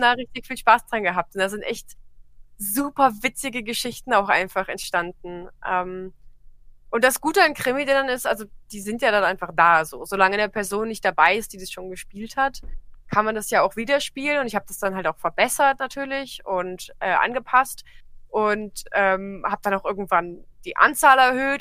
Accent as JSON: {"language": "German", "town": "Trier", "region": "Rhineland-Palatinate", "country": "Germany", "tie": "born or raised there", "said": "ich komme aus Trier"}